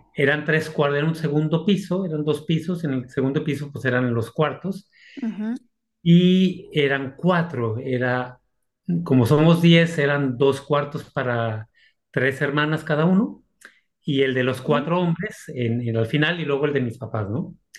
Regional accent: Aguascalientes, Mexico; moved away as an adult; also born or lived in Monterrey, Mexico / Salamanca, Spain / Rome, Italy; mi ciudad natal, que es Aguascalientes

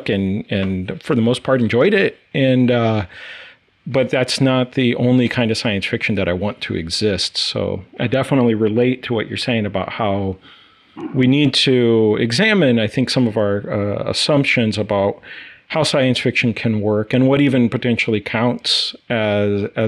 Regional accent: Brazil; now in United States; born and raised in South America and Brazil

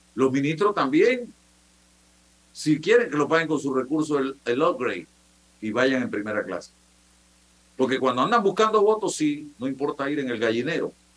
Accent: Chitré, Herrera, Panama; Yo soy de Chitre

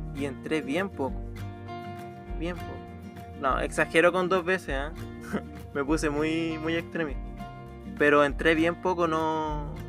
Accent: Copiapó, Atacama, Chile; born or raised there; also born or lived in Calama, Chile / Arica, Chile; now in Chiguayante, Chile

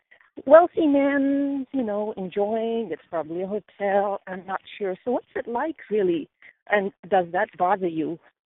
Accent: Dubai, United Arab Emirates; now in San Luis Obispo, United States; Dubai, which is where I was born and raised

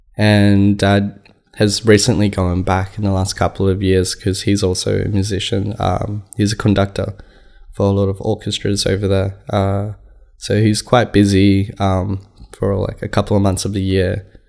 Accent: Cairo, Cairo Governorate, Egypt; born there; I was born in Cairo. My dad's from the country.

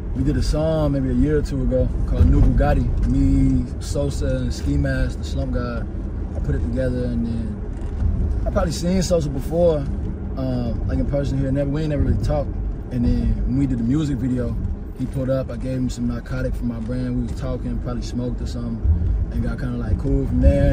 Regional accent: Atlanta, Georgia, United States; I'm from Atlanta

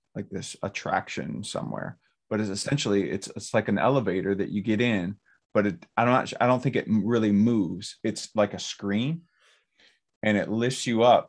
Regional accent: Romulus, Michigan, United States; also born or lived in Garden City; where I grew up in Romulus

